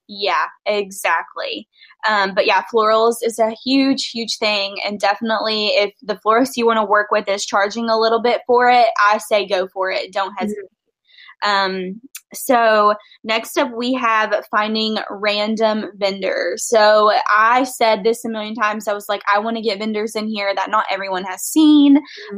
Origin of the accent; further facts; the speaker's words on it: Nashville, Tennessee, United States; I'm from Nashville